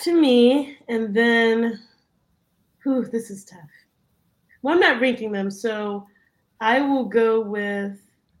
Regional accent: Midwest, United States; I guess we're all from the Midwest

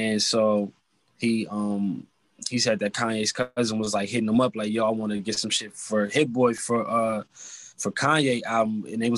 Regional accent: California, United States; also born or lived in Atlanta, Georgia; I'm from Cali

